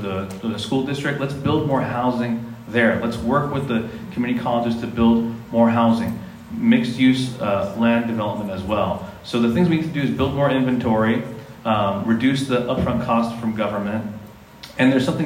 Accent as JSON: {"language": "English", "town": "Chula Vista", "region": "California", "country": "United States", "tie": "born or raised there", "also_born_or_lived": "East County, San Diego", "said": "I was born in East County. I was raised in Chula Vista"}